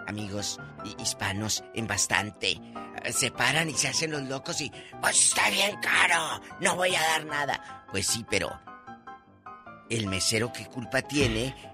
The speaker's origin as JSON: {"language": "Spanish", "country": "Mexico", "said": "Y luego, pues saben que soy muy mexicana."}